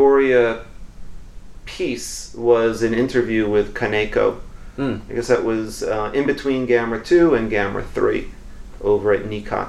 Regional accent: New York, United States; moved away; I'm from New York.

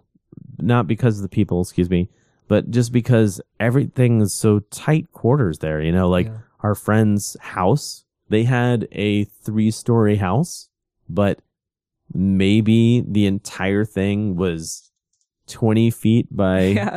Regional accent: Portland, Oregon, United States; now in Japan; but we're from Portland and I'm a total beer snob, so my favorite beer here is a pale ale

